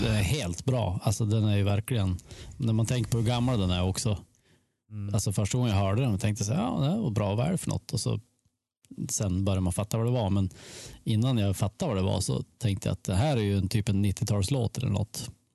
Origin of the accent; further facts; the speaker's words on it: Sweden; hemma i Sverige